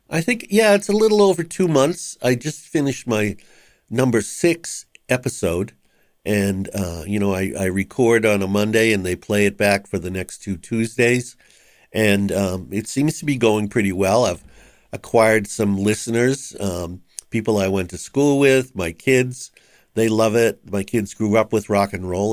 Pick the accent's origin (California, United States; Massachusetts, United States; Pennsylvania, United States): Massachusetts, United States; Boston; I grew up in West Roxbury, and West Roxbury and Rosendale are kind of contiguous